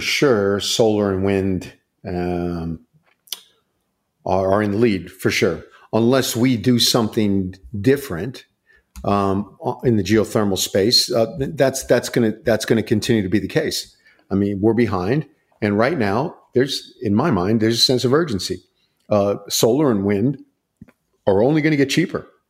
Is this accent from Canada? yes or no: no; Long Island, New York, United States; moved away; also born or lived in Akron, Ohio; I grew up in Long Island, New York